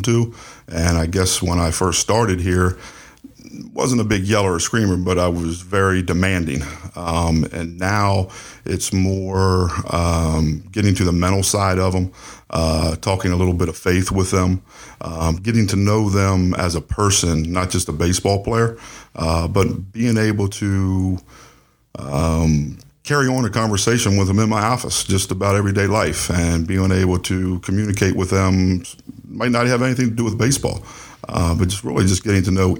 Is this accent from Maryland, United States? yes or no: yes; Westminster, Maryland, United States; I'm from Westminster, so it's only 25 minutes down the road